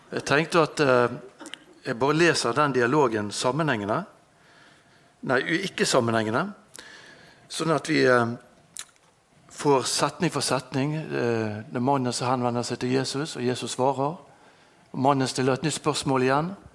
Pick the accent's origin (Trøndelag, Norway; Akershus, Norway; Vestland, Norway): Vestland, Norway; Bergen; Jeg er født her i Bergen, på Landås